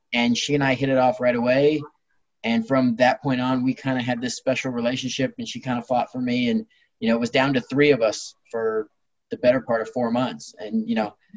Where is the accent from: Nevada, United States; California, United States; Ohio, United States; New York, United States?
California, United States; Long Beach; I was born in Long Beach, California, and I've lived here most of my life